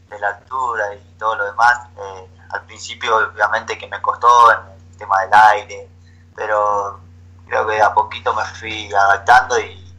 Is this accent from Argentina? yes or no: yes; Argentina; moved away as an adult; now in Ecuador; hoy acá en el club eh, somos siete argentinos